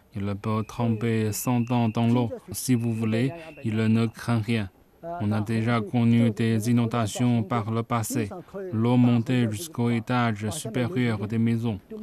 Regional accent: Chenzhou, Hunan, China; now in Zhangjiajie, China; Je suis de la province du Hunan, mais je viens de Chenzhou

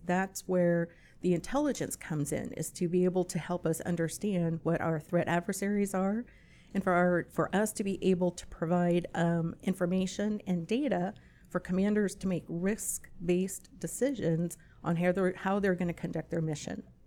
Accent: San Antonio, Texas, United States; moved away as an adult; also born or lived in Virginia; I'm actually originally from San Antonio, so this is home

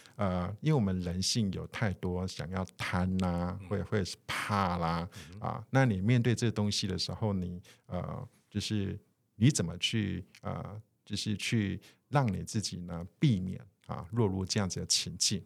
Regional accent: Taiwan; 我们的整个呃台湾哈，或者是我们华人的文化

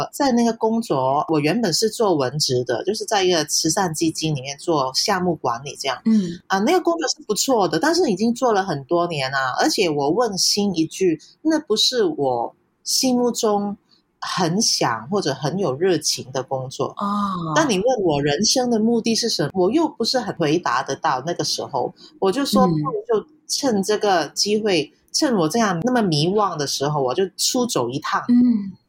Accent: Hong Kong; accent: Hong Kong; Chinese is a second language; 我是来自香港的。

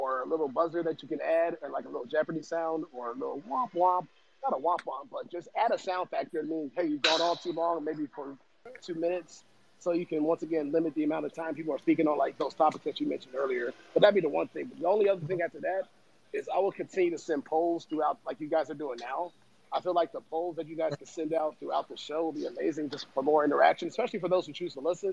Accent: Chicago, Illinois, United States; I'm being from Chicagoland area

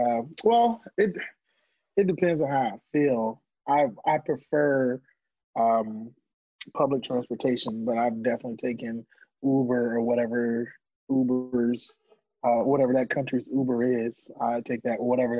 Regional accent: United States; I'm American

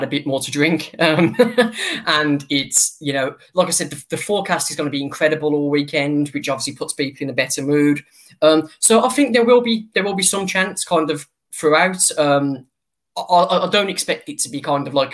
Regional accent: United Kingdom; also born or lived in near Birmingham; my home country

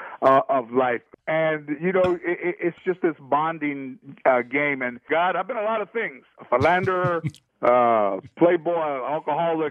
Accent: United States; we're American

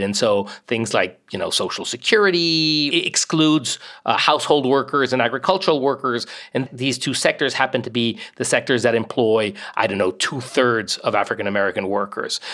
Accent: Mexico; now in United States; I grew up mostly in Mexico

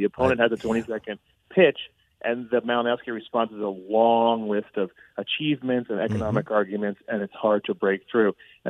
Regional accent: New Jersey, United States; also born or lived in Pennsylvania; I'm originally from New Jersey. I spent some time in Pennsylvania.

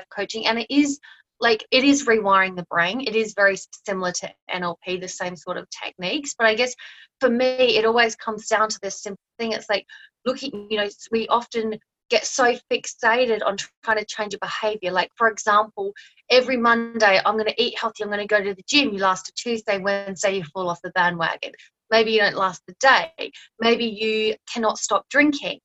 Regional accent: Australia; moved away as an adult; also born or lived in New Zealand; now in Thailand; I'm Australian

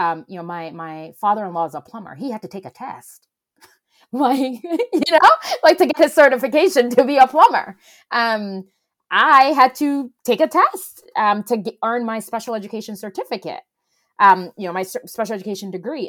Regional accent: Ghana; now in Atlanta, United States; I'm originally from Ghana

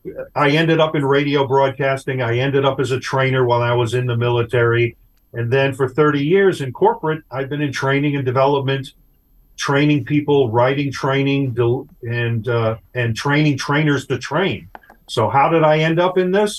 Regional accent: Long Island, New York, United States; When I was a kid growing up on Long Island, New York

